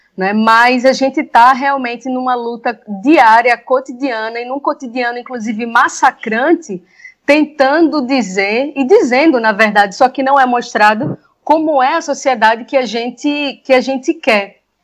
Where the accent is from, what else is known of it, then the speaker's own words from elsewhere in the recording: Recife, Pernambuco, Brazil; como recifense, nascida e criada na periferia entre Recife e Camaragibe